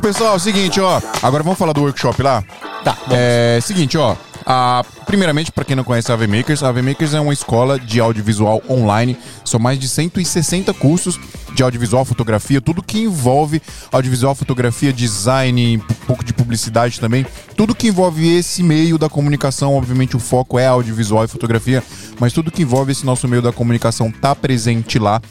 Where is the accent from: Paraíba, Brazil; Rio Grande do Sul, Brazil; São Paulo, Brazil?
Paraíba, Brazil; Monteiro; ele é meu conterrâneo, nós é de, nós é de Paraíba